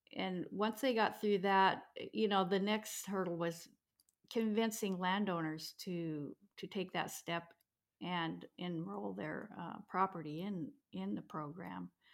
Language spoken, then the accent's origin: English; Toledo, Washington, United States; also born or lived in Seoul, Korea; I grew up in Toledo, which is primary, it was a logging community